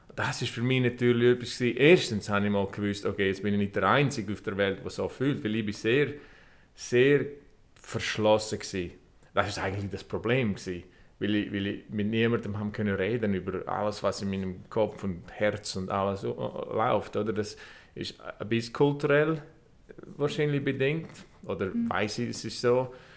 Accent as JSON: {"language": "German", "town": "Vrin", "region": "Graubünden", "country": "Switzerland", "tie": "born or raised there", "also_born_or_lived": "Chur / Ireland", "moved": "as an adult", "lives_now": "Los Angeles, United States", "said": "Ich bin dort aufgewachsen"}